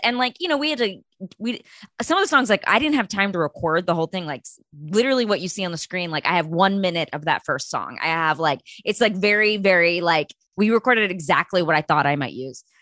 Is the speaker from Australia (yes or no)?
no; Texas, United States; I grew up in Texas